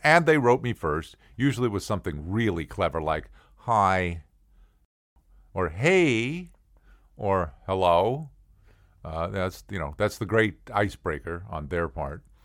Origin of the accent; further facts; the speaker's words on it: St. Louis, Missouri, United States; I grew up in St. Louis